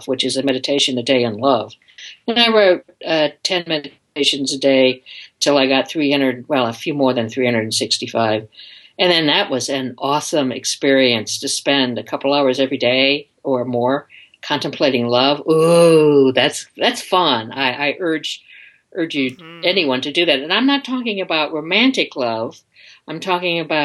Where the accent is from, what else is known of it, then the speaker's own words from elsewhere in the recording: just outside of Detroit, Michigan, United States; I grew up in Michigan, just outside of Detroit